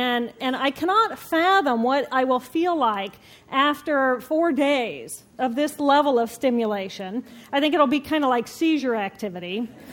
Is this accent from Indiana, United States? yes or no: yes; Indiana, United States; moved away as an adult; also born or lived in Boston; I moved from my home state of Indiana to Boston